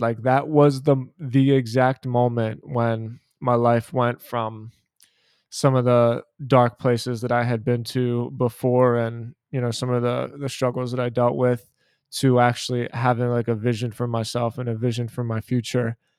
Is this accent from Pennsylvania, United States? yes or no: yes; Philadelphia, Pennsylvania, United States; I, I'm from Philadelphia, I was born and raised in Philadelphia